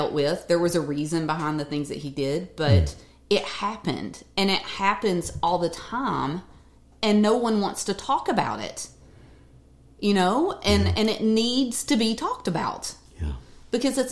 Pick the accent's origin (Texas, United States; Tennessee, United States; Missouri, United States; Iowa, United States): Tennessee, United States; Bristol; I'm from Bristol, Tennessee, and half my town is in Virginia.